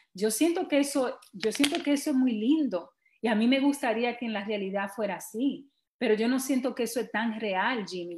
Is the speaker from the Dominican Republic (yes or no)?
yes; Dominican Republic; now in New York, United States